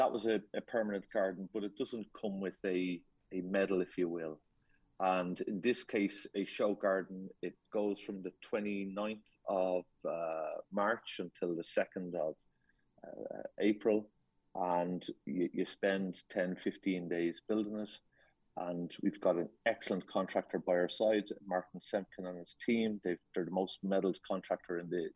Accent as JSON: {"language": "English", "country": "Ireland", "said": "I'm Irish and I'm one of 8"}